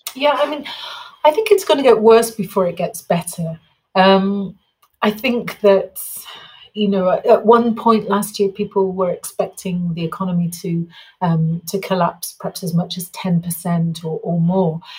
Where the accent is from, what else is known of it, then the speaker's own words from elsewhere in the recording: England, United Kingdom; now in Mexico; I'm English